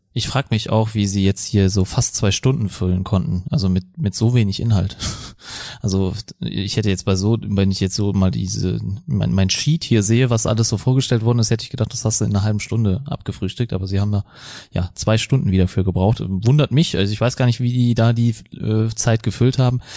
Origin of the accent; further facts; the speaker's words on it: Germany; wir als Deutsche